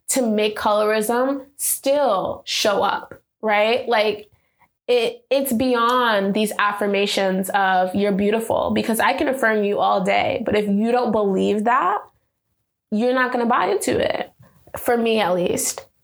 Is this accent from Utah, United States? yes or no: no; New York, United States; so we went to Jones Beach, uh, which is like I think Long Island because we're from New York